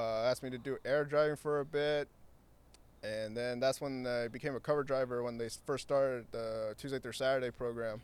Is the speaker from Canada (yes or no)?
no; Santa Ana, California, United States; born and raised in Santa Ana. Um, grew up in Floral Park.